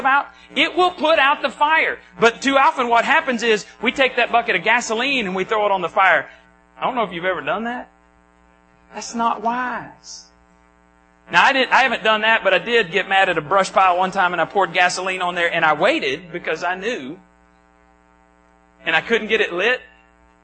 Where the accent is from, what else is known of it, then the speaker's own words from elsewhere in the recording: Borger, Texas, United States; moved away; Where I grew up in Borger, just south of Stinnett, we had alleys